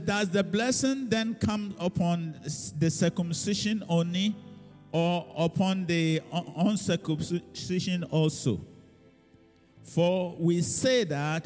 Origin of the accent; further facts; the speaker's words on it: Ghana; now in United Kingdom; now I'm no longer British, so now I'm a Ghanaian